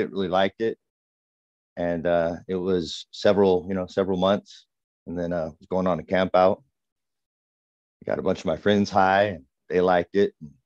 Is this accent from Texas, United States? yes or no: no; California, United States; I grew up in California